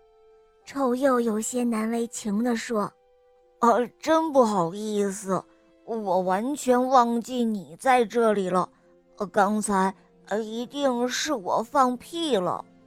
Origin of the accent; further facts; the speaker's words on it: Harbin, Heilongjiang, China; 今年我四岁半了，我来自哈尔滨